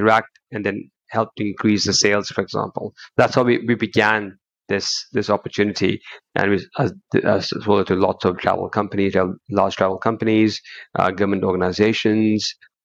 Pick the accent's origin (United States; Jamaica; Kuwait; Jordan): Kuwait; moved away as an adult; now in United Kingdom; I was born in Kuwait, but I moved to the UK when I was 20